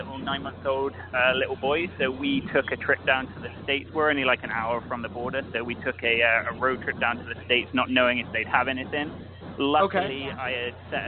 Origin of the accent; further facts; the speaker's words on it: England, United Kingdom; now in Canada; I'm originally from England, so I'm not Canadian, but I now live in Canada